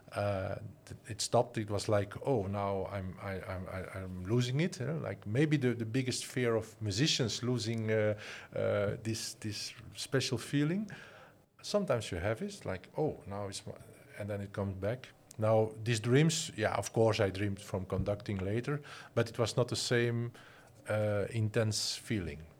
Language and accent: English; Flanders, Belgium; moved away as an adult; also born or lived in Antwerp; now in Netherlands; I'm originally I'm from Flanders, and I'm working and living in the Netherlands